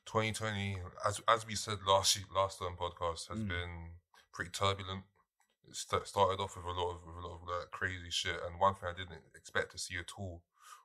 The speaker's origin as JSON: {"language": "English", "region": "London", "country": "United Kingdom", "tie": "born or raised there", "said": "In my hometown, Streatham."}